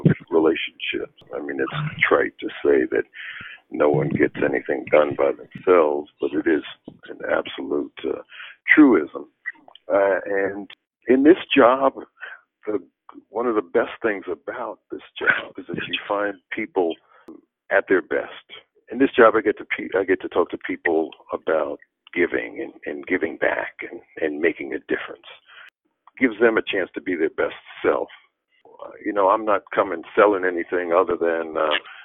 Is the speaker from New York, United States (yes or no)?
yes; New York, United States; moved away as an adult; also born or lived in Boston; now in Atlanta, United States; I grew up in New York